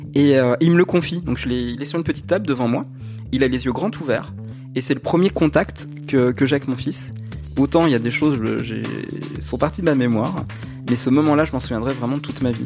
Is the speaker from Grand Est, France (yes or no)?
yes; Nancy, Grand Est, France; moved away as an adult; now in Saint-Mandé, France; je viens de Nancy